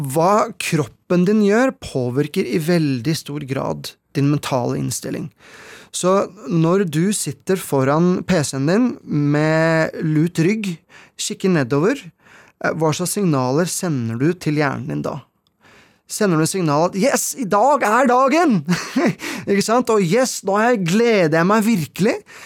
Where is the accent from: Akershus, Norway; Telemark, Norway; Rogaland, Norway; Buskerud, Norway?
Akershus, Norway; Asker; hjemme i Hallenskog, hvor jeg vokste opp